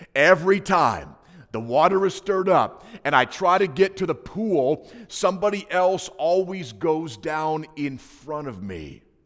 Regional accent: Hinsdale, Illinois, United States; I grew up in a small, um, Adventist ghetto, uh, known as Hinsdale, Illinois

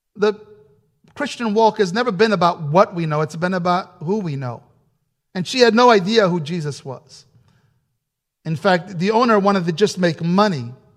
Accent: New Rochelle, New York, United States; English is a second language; growing up in New York, uh, had just finished my elementary school, first grade through eighth grade, and, uh, I was still learning how to speak English correctly, still am

